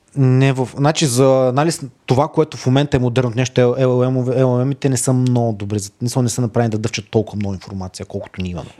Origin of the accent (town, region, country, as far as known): Dobrich, Dobrich Province, Bulgaria; born or raised there; also born or lived in Razgrad